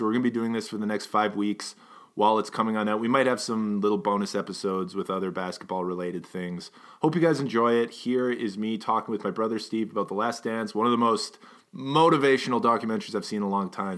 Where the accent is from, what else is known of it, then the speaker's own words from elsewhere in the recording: Edmonton, Alberta, Canada; we were raised in Edmonton